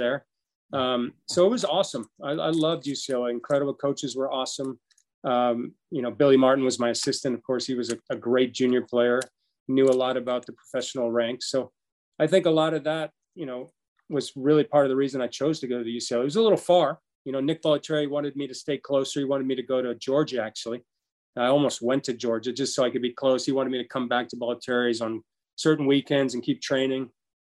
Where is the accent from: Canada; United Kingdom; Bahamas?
Bahamas; moved away as an adult; also born or lived in Los Angeles, United States; growing up in the Bahamas